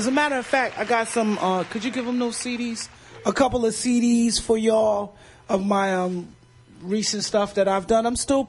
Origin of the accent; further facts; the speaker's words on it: New York City, New York, United States; I'm from Bed-Stuy.